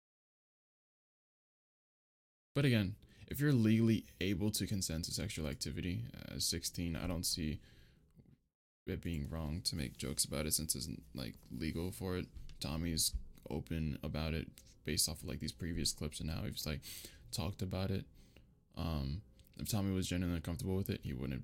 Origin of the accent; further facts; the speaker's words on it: United States; I'm from America